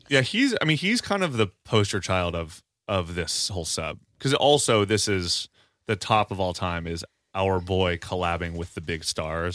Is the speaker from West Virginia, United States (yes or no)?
yes; Parkersburg, West Virginia, United States; moved away; also born or lived in Marietta, Ohio; my hometown of Parkersburg, West Virginia slash Marietta, Ohio